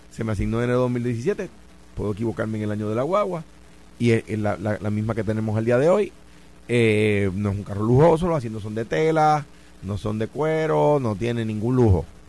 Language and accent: Spanish; Puerto Rico; donde yo estoy ahora mismo en mi país